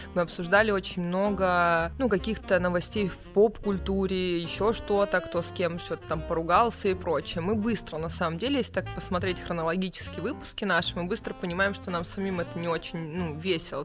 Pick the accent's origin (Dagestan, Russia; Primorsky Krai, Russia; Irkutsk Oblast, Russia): Primorsky Krai, Russia; Vladivostok; moved away as an adult; now in Moscow, Russia; Мы обе из Владивостока, из одного класса, то есть мы познакомились 1 сентября на первой линейке